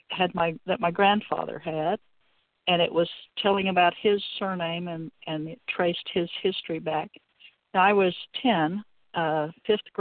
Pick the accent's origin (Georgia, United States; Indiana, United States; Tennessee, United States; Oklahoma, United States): Oklahoma, United States; Guthrie; now in Oklahoma City, United States; I was born and raised in Guthrie, Oklahoma